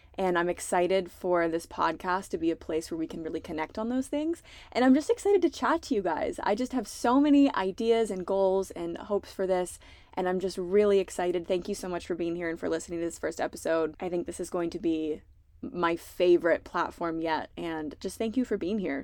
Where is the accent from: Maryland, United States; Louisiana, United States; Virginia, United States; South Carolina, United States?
Virginia, United States; Southeastern; I'm from South Southeastern Virginia. I have a really big family. My childhood was pretty unconventional. I was raised by big hippies in the middle of the woods